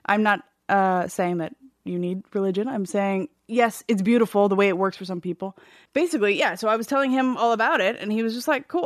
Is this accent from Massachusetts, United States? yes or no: no; California, United States; also born or lived in Seattle, Washington; we moved to California from Seattle when I was four